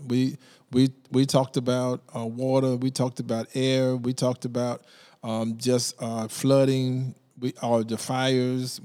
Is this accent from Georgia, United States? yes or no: yes; Brunswick, Georgia, United States; now in Savannah, United States; I grew up in Brunswick